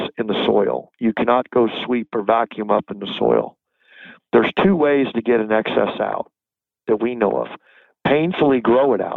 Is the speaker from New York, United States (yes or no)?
no; Florida, United States; now in North Carolina, United States; I was born in Florida.